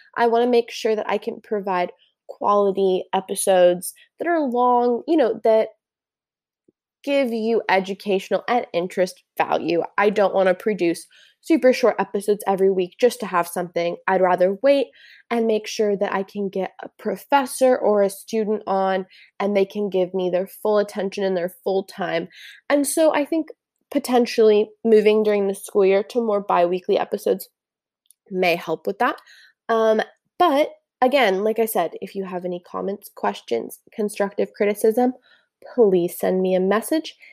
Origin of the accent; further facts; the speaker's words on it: Santa Barbara, California, United States; also born or lived in Newport, Oregon / Ventura, California; when I was seven, I moved to Santa Barbara, where I did most of my elementary and middle school years